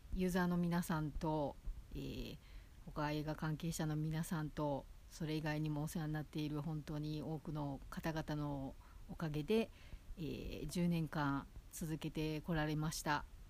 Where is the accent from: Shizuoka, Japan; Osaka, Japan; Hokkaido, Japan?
Osaka, Japan; now in Tokyo, Japan; 元々こう、地元が大阪なんで